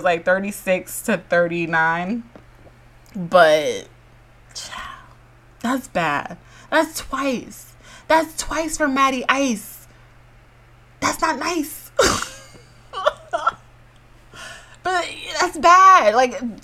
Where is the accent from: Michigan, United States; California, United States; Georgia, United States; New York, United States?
Georgia, United States; I'm from Georgia